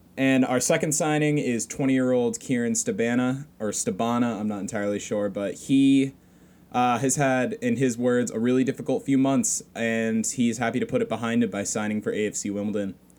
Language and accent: English; United States; I'm American